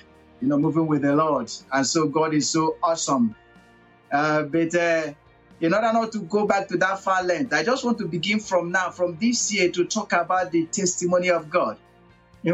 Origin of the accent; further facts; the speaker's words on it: Abia, Nigeria; now in Togo; I come from Nigeria, a part of Nigeria that is called southeast of Nigeria, Abia State